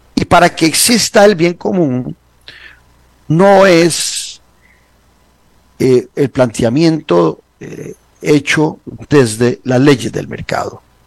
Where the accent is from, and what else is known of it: Costa Rica